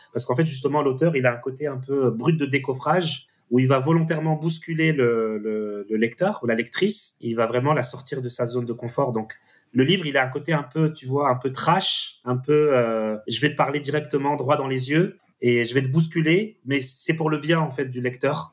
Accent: France; en tant que, en tant que petit français

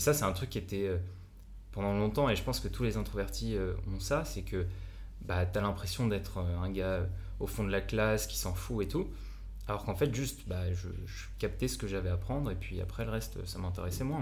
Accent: France; accent: French; moved away; also born or lived in Japan; je suis un Français euh, avec mon accent pourri

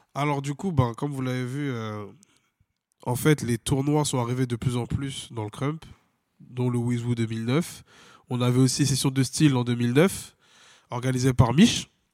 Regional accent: France; On est français

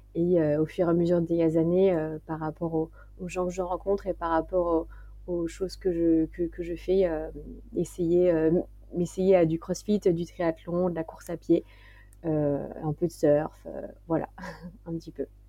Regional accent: Martinique, France; moved away; also born or lived in west coast of France; J'ai grandi aussi en Martinique

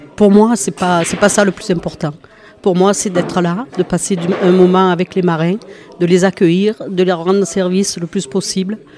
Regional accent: Port-de-Bouc, Provence-Alpes-Côte d'Azur, France; moi je suis de Port-de-Bouc

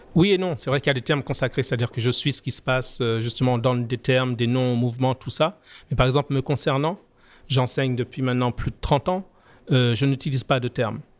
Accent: France; moved away as an adult; now in Martinique; je suis né en France, j'ai grandi en France, je suis en Martinique depuis maintenant 27 ans

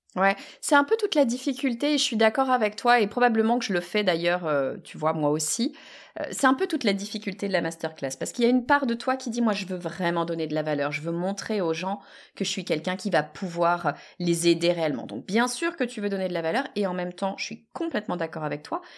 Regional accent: France; on est français

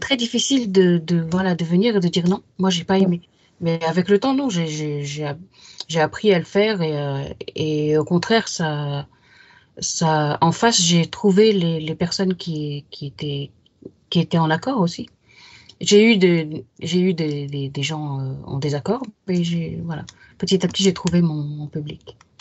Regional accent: Yvelines, Île-de-France, France; J'ai grandi dans les Yvelines, un département de l'ouest de Paris

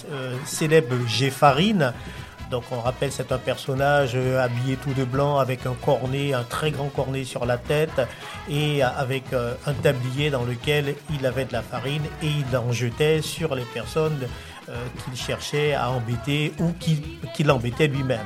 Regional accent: French Guiana; je suis de la Guyane

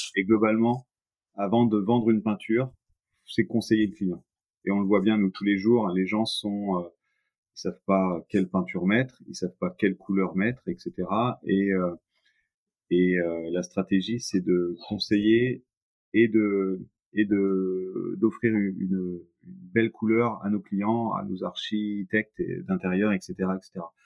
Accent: Nantes, Pays de la Loire, France; je suis nantais

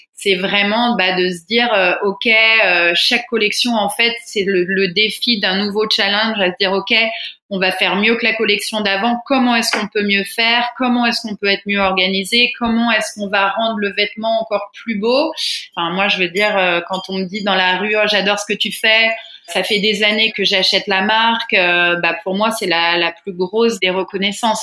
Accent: Fontainebleau, Île-de-France, France; moved away as an adult; also born or lived in Paris; now in Bali, Indonesia; je suis d'origine française, donc je suis née en région parisienne, à Fontainebleau exactement. Mais j'ai passé beaucoup de temps à Paris petit

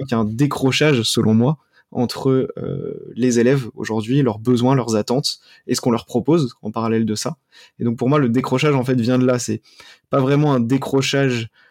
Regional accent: Cergy-Pontoise, Île-de-France, France; also born or lived in Paris; j'ai grandi euh, dans le Val d'Oise, à Cergy-Pontoise

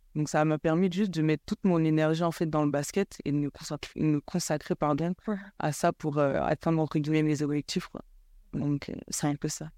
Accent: Cameroon; now in France; grandi là où j'ai grandi, donc au Cameroun

